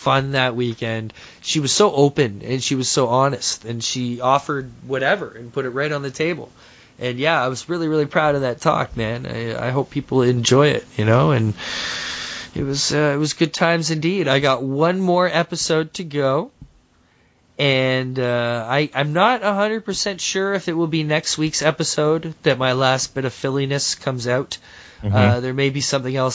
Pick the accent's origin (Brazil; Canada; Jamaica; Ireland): Canada; Toronto, Ontario; born or raised there